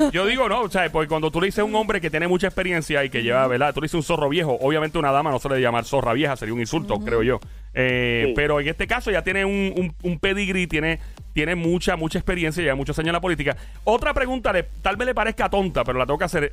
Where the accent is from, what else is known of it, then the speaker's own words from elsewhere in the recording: Puerto Rico; como puertorriqueños aquí en la isla